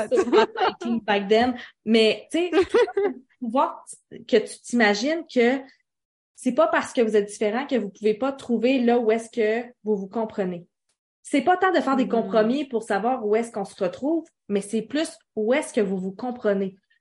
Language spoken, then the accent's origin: French; Quebec, Canada; Je suis québécoise qui parle français du Canada